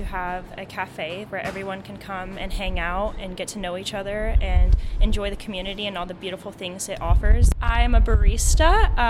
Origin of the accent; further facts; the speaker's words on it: Nevada County, California, United States; I'm born and raised in Nevada County. My parents moved here in the 90s.